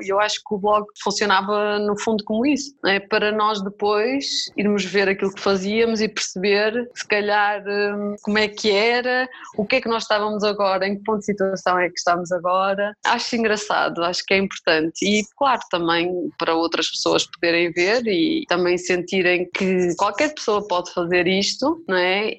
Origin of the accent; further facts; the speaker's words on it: Vila Nova de Famalicão, Norte, Portugal; now in Amadora, Portugal; eu sou de Famalicão, mas neste momento estou a viver aqui na Amadora, em Lisboa